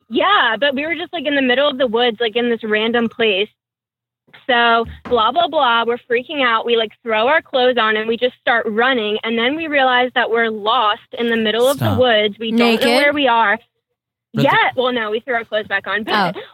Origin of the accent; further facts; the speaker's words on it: Maryland, United States; I'm from Maryland.